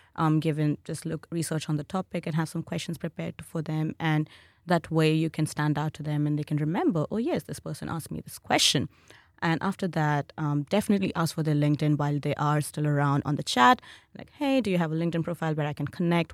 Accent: India; moved away as an adult; now in Australia; my home country, which is India

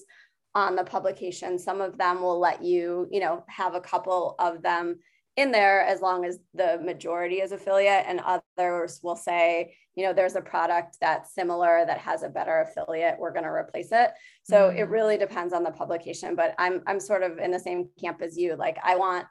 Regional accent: Michigan, United States; now in Chicago, United States; I'm from Michigan originally

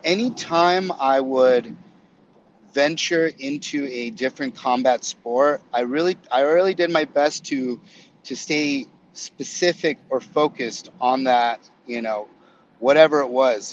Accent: Yuma, Arizona, United States; also born or lived in Florida; now in San Diego, United States; my dad actually got transferred back to Arizona, back to the back to my hometown, and um, and so I I went back to to Yuma

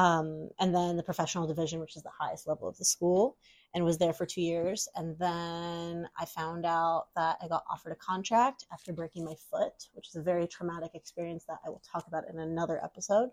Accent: Tacoma, Washington, United States; also born or lived in Seattle, Washington; I'm originally from Tacoma, Washington, so about a 45-minute drive south from Seattle

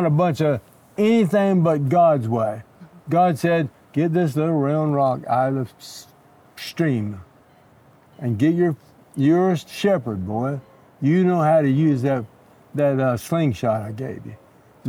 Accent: Texas, United States; now in Los Angeles, United States; I'm from Texas.

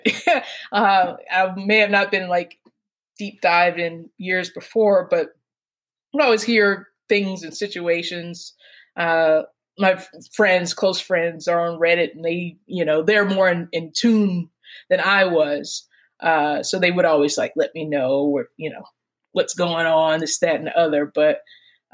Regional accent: Atlanta, Georgia, United States; I'm from Atlanta

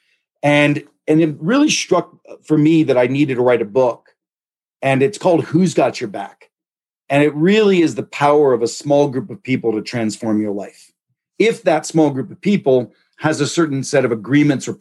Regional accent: Pittsburgh, Pennsylvania, United States; I grew up in Pittsburgh in the 70s.

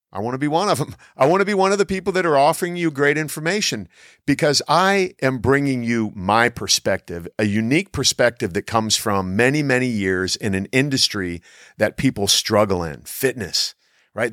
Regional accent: Canton, Ohio, United States; I grew up in Canton, Ohio, home of the Pro Football Hall of Fame.

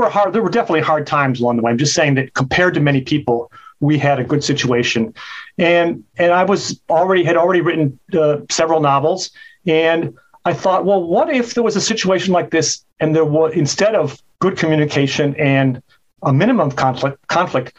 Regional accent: Chicago, Illinois, United States; now in California, United States; where I grew up in Chicago

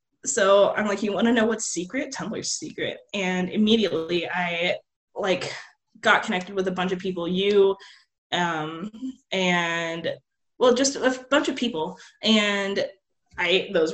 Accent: Anaheim, California, United States; also born or lived in Hawaii; now in Seattle, United States; I'm from Anaheim, California. That's where, like, I was born

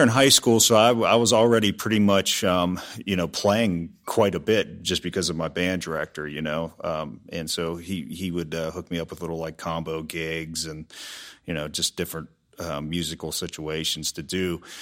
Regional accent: Peters Township, Pennsylvania, United States; moved away as an adult; also born or lived in Pittsburgh / Nashville; now in Dallas, United States; I grew up in the Peters Township area and went to high school there

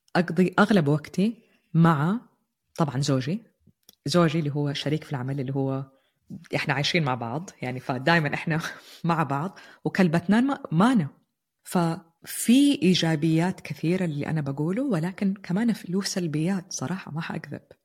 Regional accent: Jeddah, Makkah Province, Saudi Arabia; moved away as an adult; also born or lived in Turkey; now in Netherlands; أنا قررت أنتقل خارج مدينتي الحبيبة جدة وعشت في تركيا لفترة والآن نقلنا على هولندا

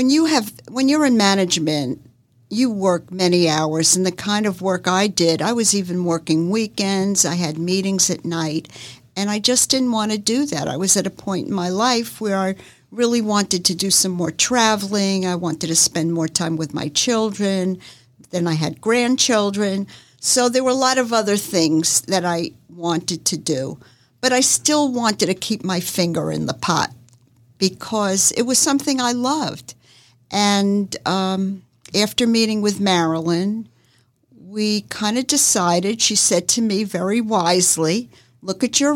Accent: Northeast, United States; now in Jacksonville, United States; I moved here 40 years ago and I moved from the Northeast, and moving to the South was really culture shock for me.

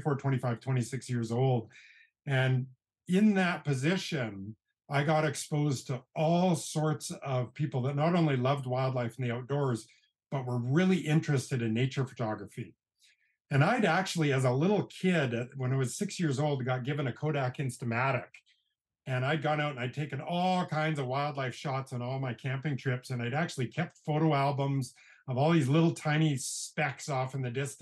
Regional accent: British Columbia, Canada; moved away as an adult; also born or lived in Banff, Alberta; I grew up in British Columbia, Canada, in a fairly small mountain town of about 10,000 people.

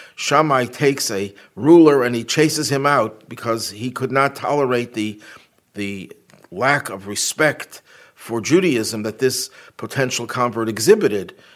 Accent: Buffalo, New York, United States; my hometown of Buffalo

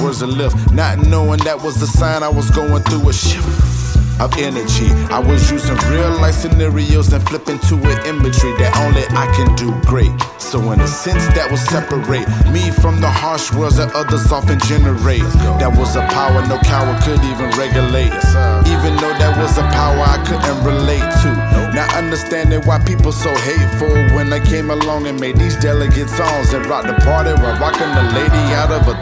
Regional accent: Jacksonville, Florida, United States; my hometown, Duval County, Jacksonville, Florida, Maine

